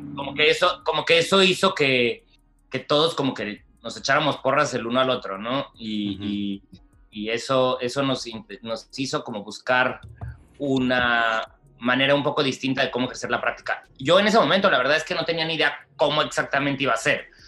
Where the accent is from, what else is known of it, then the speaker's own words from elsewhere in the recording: Mexicali, Baja California, Mexico; moved away as an adult; also born or lived in Guadalajara; soy de Mexicali, em, donde prácticamente crecí y estudié hasta el bachillerato